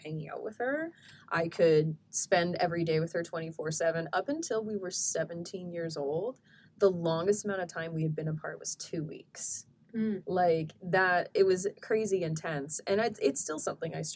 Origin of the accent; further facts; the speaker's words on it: Edmonton, Alberta, Canada; Because the thing about growing up in Edmonton